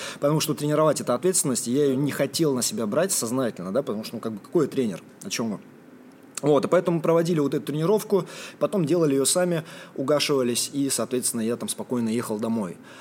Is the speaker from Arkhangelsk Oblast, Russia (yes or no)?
no; Morozovsk, Rostov Oblast, Russia; moved away; это был маленький город, где я рос, в Ростовской области